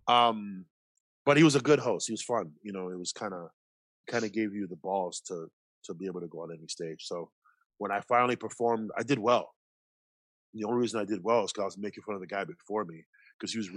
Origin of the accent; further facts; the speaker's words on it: Toronto, Ontario, Canada; growing up in Toronto, you grew up around Filipinos, Jamaicans, Guyanese, Trinis, Lebanese, Argentinians